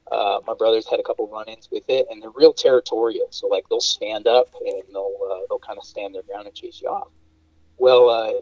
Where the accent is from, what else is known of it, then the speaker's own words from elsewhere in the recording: Florida, United States; growing up in Florida, you get little grass snakes and whatnot.